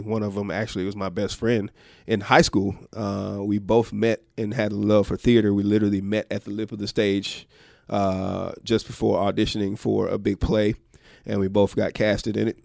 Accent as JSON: {"language": "English", "town": "Atlanta", "region": "Georgia", "country": "United States", "tie": "born or raised there", "moved": "yes", "said": "Georgia, originally. Uh, Grady Baby, for those of you who know, uh, Atlanta very well, downtown Atlanta is where Grady Hospital is"}